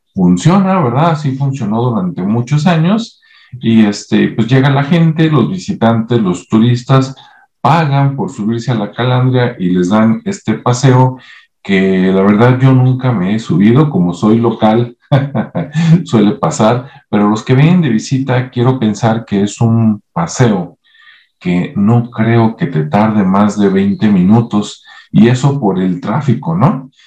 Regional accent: Guadalajara, Jalisco, Mexico; en Guadalajara, Jalisco, por acá, donde yo nací

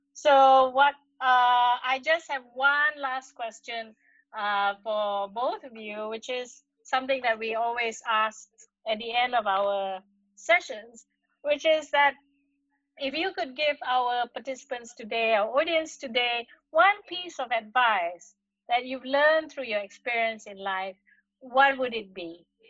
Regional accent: Kedah, Malaysia; now in Kuala Lumpur, Malaysia; in my home state

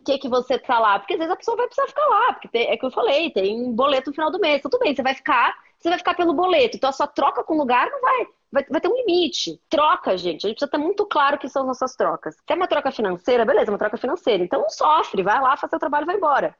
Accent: Porto Alegre, Rio Grande do Sul, Brazil; eu sou de Porto Alegre

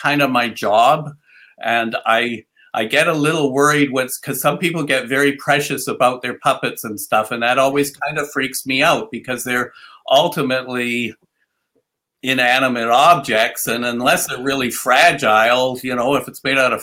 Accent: Victoria, British Columbia, Canada; moved away as an adult; also born or lived in Edmonton / Toronto / Quebec; came back to my hometown in Victoria here

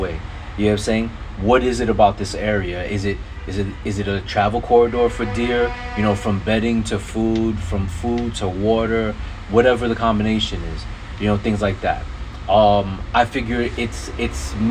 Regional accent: New York, United States; go hunting in my home state, in New York State

